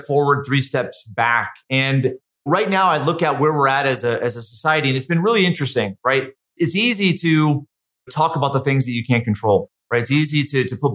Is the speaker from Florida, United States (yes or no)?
no; Connecticut, United States; also born or lived in Massachusetts; now in Utah, United States; I'm from Connecticut, partly from Massachusetts